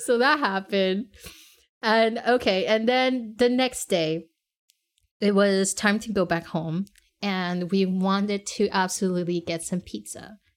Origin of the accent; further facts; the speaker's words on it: Montreal, Quebec, Canada; we said Montreal.